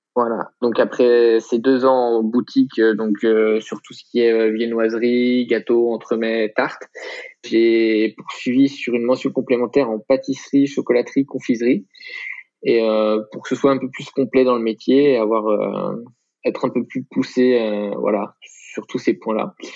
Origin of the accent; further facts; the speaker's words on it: Troyes, Grand Est, France; now in Aix-en-Provence, France; en Champagne-Ardenne, voilà, tout simplement, dans le département de l'Aube et la ville de Troyes